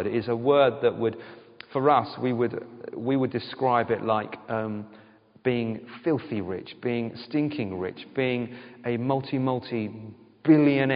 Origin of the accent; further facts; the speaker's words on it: United Kingdom; all of us are British